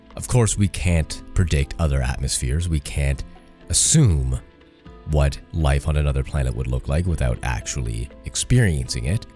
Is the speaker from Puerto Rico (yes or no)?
no; Canada; I'm Canadian